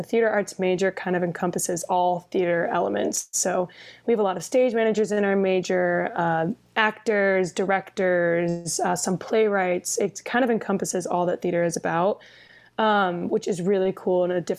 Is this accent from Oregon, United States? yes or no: no; Jensen Beach, Florida, United States; moved away as an adult; now in Los Angeles, United States; I'm from Florida